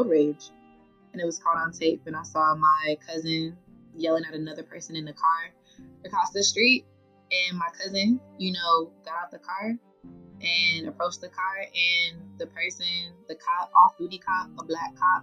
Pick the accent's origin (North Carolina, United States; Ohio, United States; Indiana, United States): North Carolina, United States; Charlotte; moved away as an adult; also born or lived in Brooklyn, New York; now in Washington, D.C., United States; I'm born in Brooklyn, New York, raised in Charlotte, North Carolina